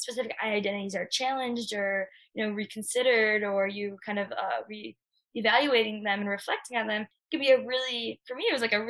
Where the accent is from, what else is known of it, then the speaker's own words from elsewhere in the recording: Chicago, Illinois, United States; I'm from Chicago